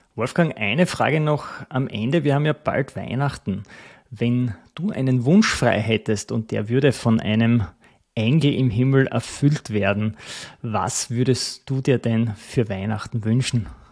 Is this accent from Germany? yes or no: no; Styria, Austria; Ich komme aus der Steiermark, aus dem Land der Kürbisse.